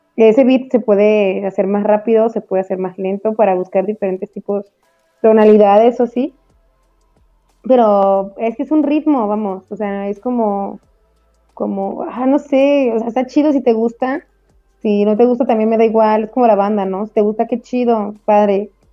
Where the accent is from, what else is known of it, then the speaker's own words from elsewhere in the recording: Mexico; cómo somos los mexicanos